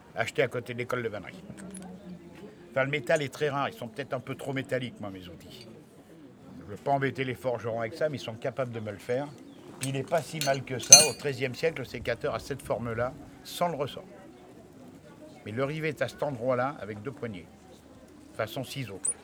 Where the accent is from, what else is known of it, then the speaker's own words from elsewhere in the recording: Allier, Auvergne-Rhône-Alpes, France; moved away; je viens de l'Allier